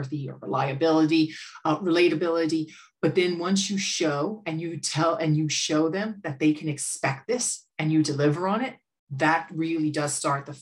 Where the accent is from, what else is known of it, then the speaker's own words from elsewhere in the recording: United States; accent: American; now in Ireland; you could tell from my accent, I'm American.